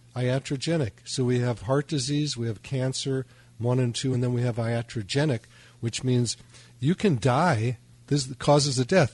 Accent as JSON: {"language": "English", "town": "Chicago", "region": "Illinois", "country": "United States", "tie": "born or raised there", "said": "I was raised in Chicago"}